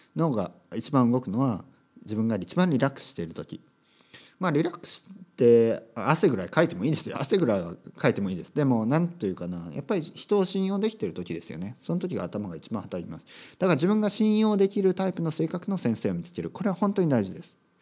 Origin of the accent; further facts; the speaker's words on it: Japan